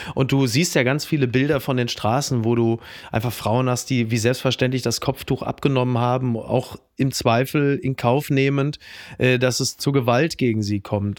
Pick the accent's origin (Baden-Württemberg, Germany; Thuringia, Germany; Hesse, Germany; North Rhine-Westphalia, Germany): North Rhine-Westphalia, Germany; Ruhr area; ich komme aus dem Ruhrgebiet, da heißt natürlich Ballon